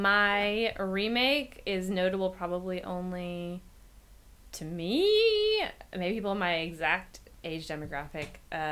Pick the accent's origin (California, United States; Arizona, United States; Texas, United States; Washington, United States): Washington, United States; Seattle; my hometown of Seattle